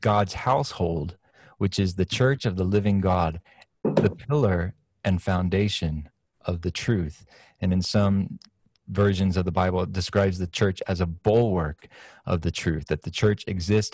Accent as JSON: {"language": "English", "country": "United States", "said": "as an American, and I'm living in America now"}